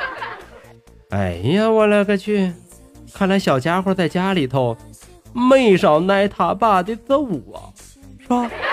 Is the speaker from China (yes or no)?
yes; Tangshan, Hebei, China; accent: Tangshan dialect; 感谢您收听今天的唐山话讲段子